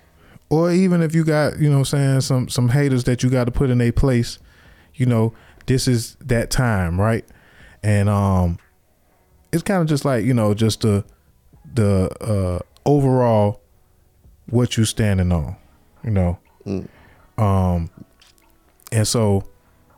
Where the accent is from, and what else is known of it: Jacksonville, Florida, United States; born or raised there; also born or lived in Miami